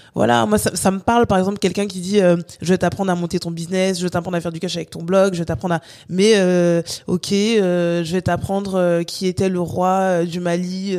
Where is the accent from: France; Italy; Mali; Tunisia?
France; also born or lived in Guadeloupe; vu que j'ai grandi en France, je suis guadeloupéenne, j'ai grandi en France